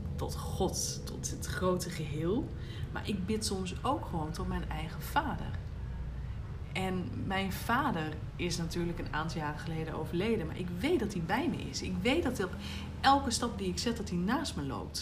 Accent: Groningen, Netherlands; ik ben natuurlijk wel echt ehm, als een Groninger opgevoed

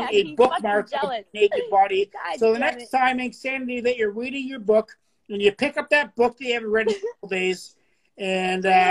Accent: Canada; I'm the happy, peaceful, fun-loving Canadian

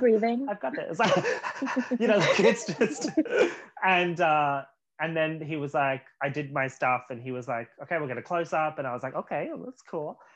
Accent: Australia; moved away as an adult; also born or lived in Los Angeles; now in Vancouver, Canada; two Australians

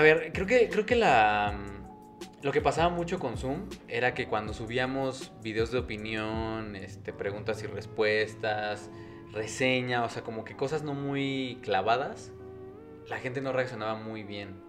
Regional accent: Mexico; somos mexicanos

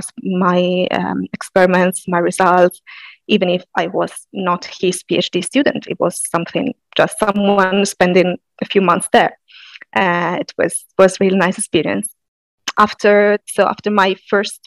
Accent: Sardinia, Italy; moved away as an adult; also born or lived in Padua; I'm Italian. More specifically, I am from Sardinia

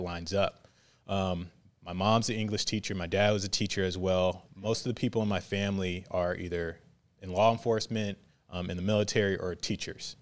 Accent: Virginia Beach, Virginia, United States; moved away as an adult; also born or lived in Hawaii; now in Waco, United States; I grew up in Virginia Beach, Virginia

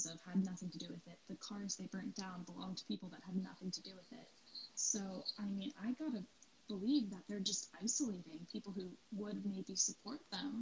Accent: United States; moved away; my hometown in the United States

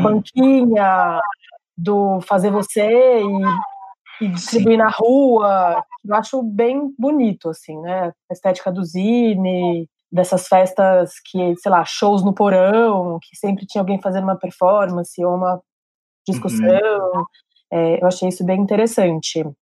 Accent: São Paulo, Brazil; eu cresci em São Paulo

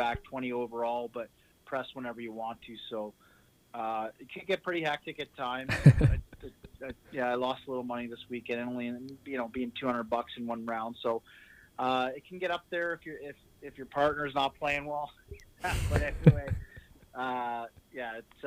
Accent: Ottawa, Ontario, Canada; we were back in my hometown

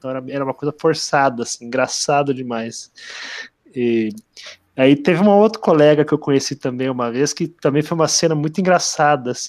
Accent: Brazil; ah, não, é que eu sou brasileiro. Eles são todos americanos, mas eu sou, eu sou brasileiro.

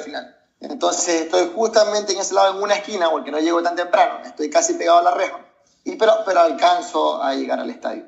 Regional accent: Venezuela; soy venezolano

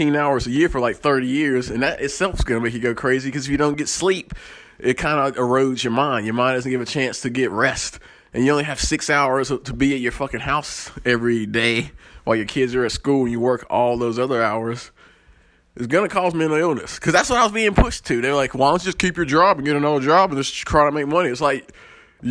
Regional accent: the South, United States; I come from the South, and we're country, we're Christian, we're anti-government

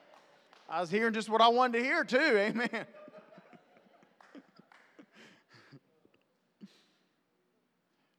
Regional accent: West Virginia, United States; I'm from West Virginia

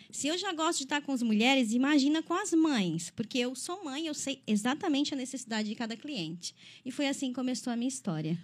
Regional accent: Criciúma, Santa Catarina, Brazil; sou natural de Criciúma

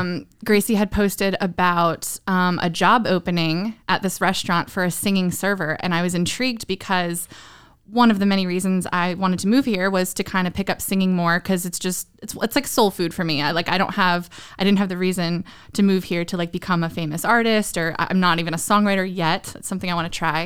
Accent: Southern Maryland, United States; moved away as an adult; also born or lived in Northern Virginia / San Diego; now in Nashville, United States; I grew up in Southern Maryland

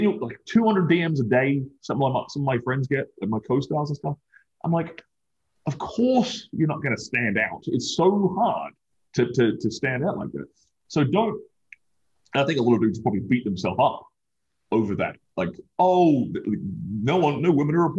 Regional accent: Australia; now in Miami, United States; I'm an Australian. I'm an immigrant

